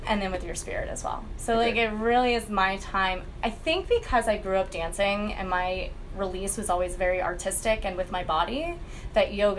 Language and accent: English; Florida, United States; moved away as an adult; also born or lived in Connecticut / New York; now in Austin, United States; I grew up in Florida. I was born in Connecticut, but I don't consider myself a winter baby at all